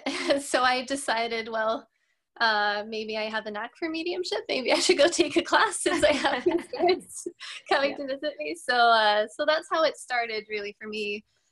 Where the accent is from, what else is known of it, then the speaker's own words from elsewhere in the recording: Norway; also born or lived in United States; I am from Norway originally. So I did live in the US when I was little for a period of time. Therefore, I don't have an accent.